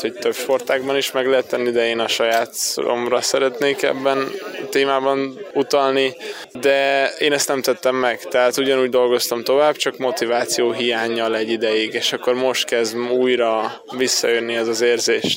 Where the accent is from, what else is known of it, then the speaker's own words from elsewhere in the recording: Hungary; magyarok vagyunk